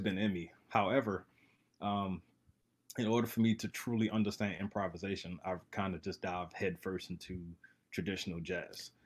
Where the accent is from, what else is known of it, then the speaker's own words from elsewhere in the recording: Baltimore, Maryland, United States; I'm from Baltimore